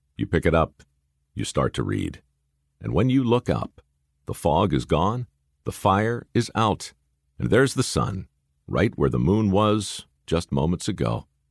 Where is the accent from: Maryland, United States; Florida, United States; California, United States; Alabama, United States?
Maryland, United States; Baltimore; a couple of aspiring actors growing up in Baltimore